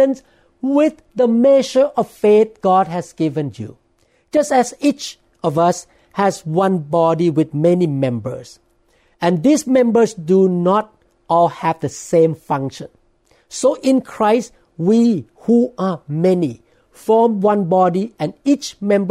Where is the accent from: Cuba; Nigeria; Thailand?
Thailand; accent: Thai; English is a second language; now in United States; preaching in Thai. But I'm really nervous in preaching in English because of my accent